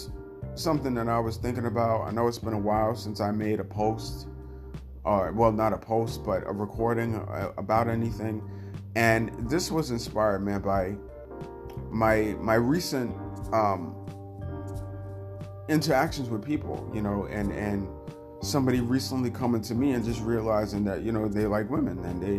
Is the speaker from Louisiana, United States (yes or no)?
no; New York, United States; I'm from New York and I've always been around a melting pot of people